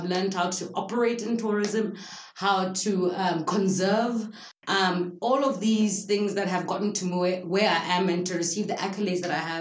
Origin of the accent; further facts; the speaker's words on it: Gaborone, South-East District, Botswana; growing up in Gaborone